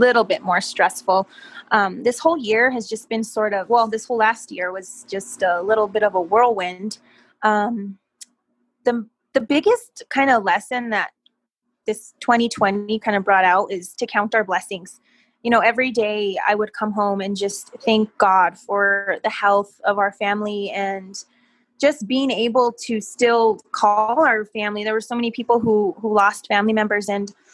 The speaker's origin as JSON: {"language": "English", "town": "Española", "region": "New Mexico", "country": "United States", "lives_now": "Santa Fe, United States", "said": "I am from Española, New Mexico."}